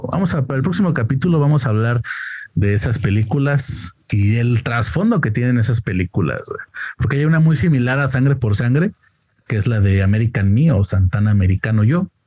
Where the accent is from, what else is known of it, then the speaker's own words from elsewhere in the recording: Querétaro, Mexico; Con eso de que dicen que ya los de Querétaro tenemos acento chilango, ya estoy.